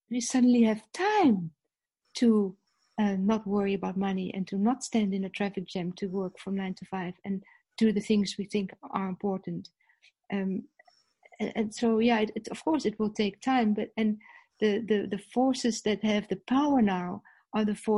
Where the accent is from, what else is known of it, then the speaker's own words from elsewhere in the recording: Netherlands; first language Dutch; English is a second language; now in South Africa; I'm Dutch, that's my native language.